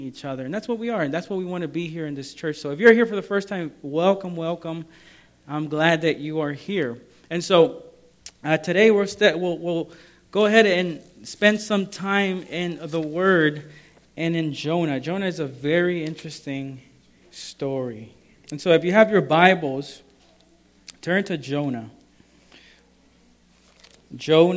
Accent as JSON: {"language": "English", "country": "El Salvador", "also_born_or_lived": "Maryland", "moved": "yes", "said": "I'm from El Salvador, and it's a tropical area"}